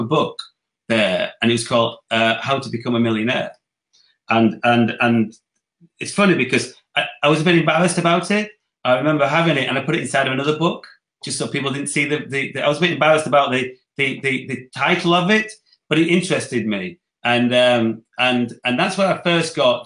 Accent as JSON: {"language": "English", "town": "Dewsbury", "region": "Yorkshire and the Humber", "country": "United Kingdom", "tie": "born or raised there", "also_born_or_lived": "Leeds / Barnsley / Wakefield", "said": "I come from Yorkshire, I was born in Leeds, lived in Dewsbury, grew up in Dewsbury"}